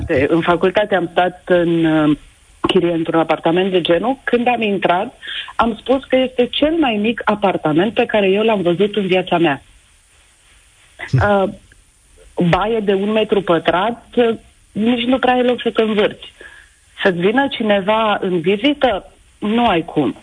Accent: Oradea, Bihor County, Romania; sunt din Oradea

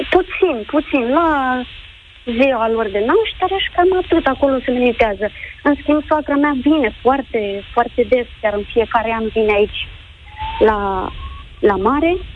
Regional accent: Romania; moved away as an adult; now in Spain; am plecat din România, am venit în Spania pentru

